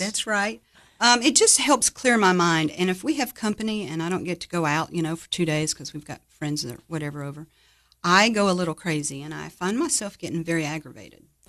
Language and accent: English; Jacksonville, Florida, United States; moved away as an adult; now in Cookeville, United States; I grew up in Jacksonville, Florida. I was there about twenty-one years.